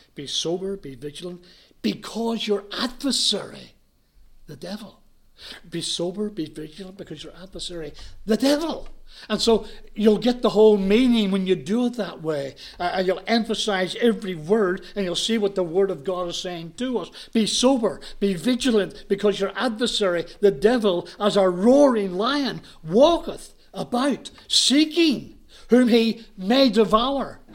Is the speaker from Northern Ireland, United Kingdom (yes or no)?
yes; Belfast, Northern Ireland, United Kingdom; moved away; I was brought up in Ireland. I was brought up in Belfast.